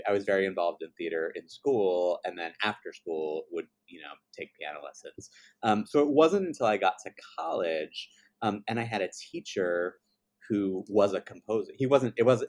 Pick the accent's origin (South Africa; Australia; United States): United States; Baltimore, Maryland; I grew up in Baltimore, Maryland